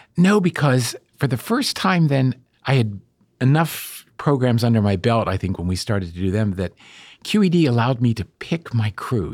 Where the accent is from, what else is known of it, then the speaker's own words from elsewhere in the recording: Bethel Park, Pennsylvania, United States; moved away; I grew up in Bethel Park